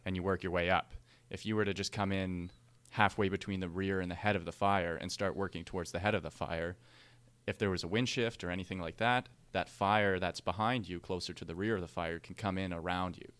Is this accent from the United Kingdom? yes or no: no; Canada; as Canadian firefighters